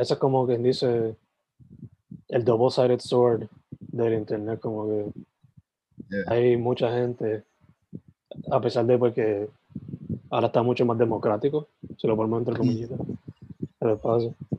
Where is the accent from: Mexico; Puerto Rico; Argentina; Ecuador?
Puerto Rico; San Germán; also born or lived in Sabana Grande, Puerto Rico; now in Carolina, Puerto Rico; Yo soy original de San Germán y Sabana Grande, pero estoy viviendo ahora mismo en Carolina